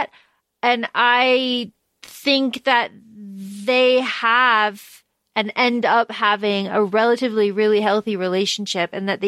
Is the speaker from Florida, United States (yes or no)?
yes; Florida, United States; we grew up in Florida